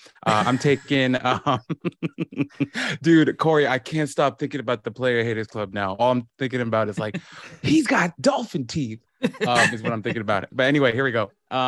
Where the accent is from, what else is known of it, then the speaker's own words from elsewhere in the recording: New York, United States; maybe it's the New York in me.